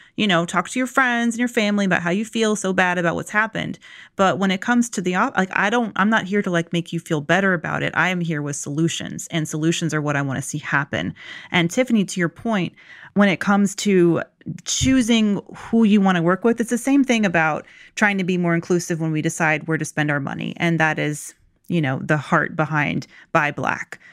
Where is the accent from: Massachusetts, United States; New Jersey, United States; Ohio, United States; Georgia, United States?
Georgia, United States; Locust Grove; I grew up in Locust Grove, Georgia